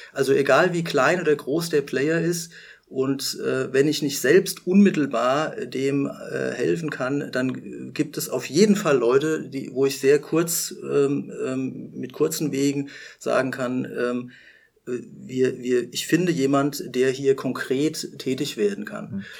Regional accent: Rhenish Hesse, Rhineland-Palatinate, Germany; ich bin zwar hier in Rheinhessen aufgewachsen, stamme aber mütterlicherseits und im Grunde genommen auch väterlicherseits ähm, aus der Pfalz

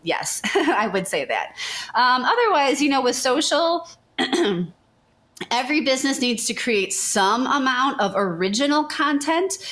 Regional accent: Chicago, Illinois, United States; moved away as an adult; now in Memphis, United States; I'm from the Chicago area.

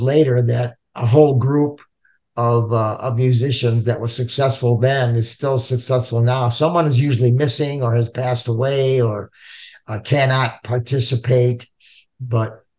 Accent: Cleveland, Ohio, United States; everybody here in the band currently, or back then, I should say, the original … in 1965, we're all from the Cleveland area

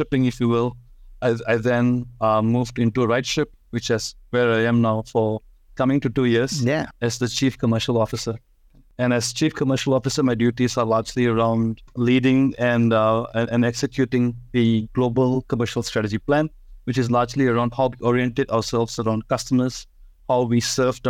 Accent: Singapore; So I'm Singaporean. I'm born in Singapore and I've spent most of my life out here.

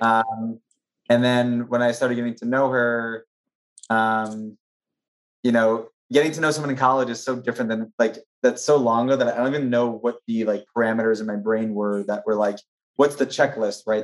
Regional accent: New Jersey, United States; moved away as an adult; also born or lived in Maryland; now in New York, United States; born and raised in New Jersey.

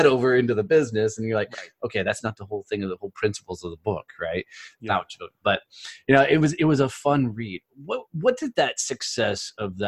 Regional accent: Fort Worth, Texas, United States; I'm in Fort Worth, Texas, you know, my hometown

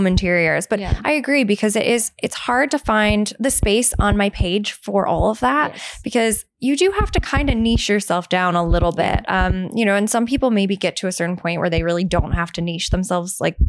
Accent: United States; moved away as an adult; now in United Kingdom; I was obviously from America.

